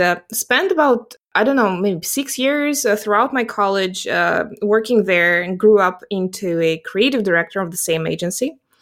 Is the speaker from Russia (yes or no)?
yes; Russia; English is a second language; also born or lived in South Carolina / New York City; I'm based geographically in Russia, and I'm actually Russian by origin